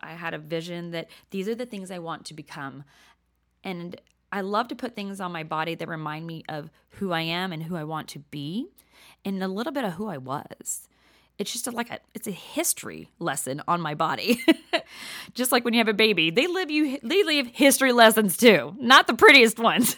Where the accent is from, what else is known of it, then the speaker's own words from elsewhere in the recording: Texas, United States; accent: Southern; moved away as an adult; now in New Jersey, United States; I'm a whole lot of Texas, um, but a little bit of Jersey